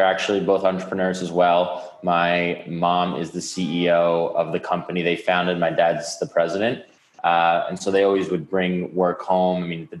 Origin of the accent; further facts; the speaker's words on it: New York City, New York, United States; Grew up in an apartment on the 23rd floor. The only outside space was like the terraces. I didn't actually know anyone that didn't grow up in the city until college.